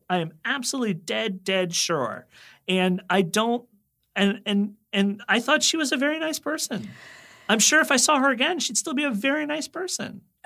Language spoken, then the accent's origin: English; Reston, Virginia, United States; I actually am from the town in Virginia where the hot zone took place.